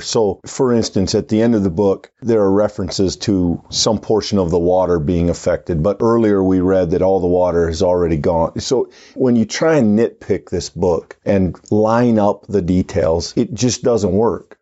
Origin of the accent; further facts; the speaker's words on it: United States; American Christians